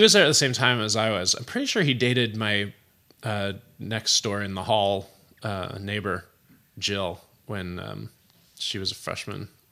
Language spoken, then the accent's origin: English; Berkeley, California, United States; also born or lived in San Francisco / Oakland / Albany, California; By the time I started kindergarten, I was in Berkeley, um, and I went to school there until I graduated Berkeley High.